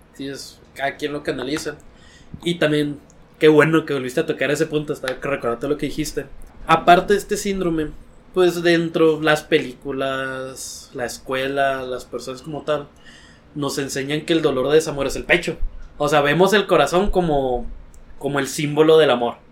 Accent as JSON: {"language": "Spanish", "region": "Sinaloa", "country": "Mexico", "said": "somos de Sinaloa. Mi mamá es de un ranchito"}